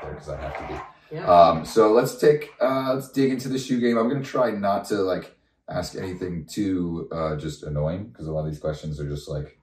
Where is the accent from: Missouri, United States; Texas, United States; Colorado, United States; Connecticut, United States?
Connecticut, United States; Canton; moved away; I grew up here in Canton, Connecticut, where they still live in this beautiful home